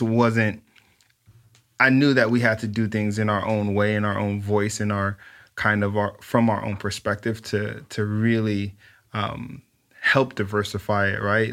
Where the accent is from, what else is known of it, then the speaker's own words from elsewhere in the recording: Los Angeles, California, United States; I grew up in South Central L